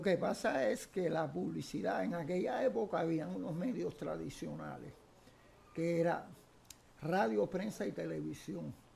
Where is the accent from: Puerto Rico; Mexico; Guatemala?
Puerto Rico; San Juan; also born or lived in Carolina, Puerto Rico; yo soy nacido en la barriada Figueroa, en Santurce, bien abajo de la calle Figueroa, casi a orilla de lo que es hoy Parque Central. Me crié en esa zona hasta los 10 años